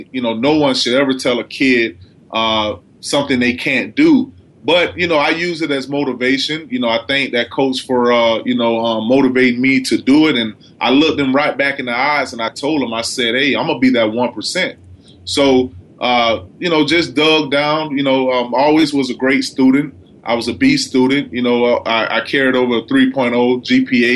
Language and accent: English; Palatka, Florida, United States; I grew up in Florida, a little small town called Palatka, Florida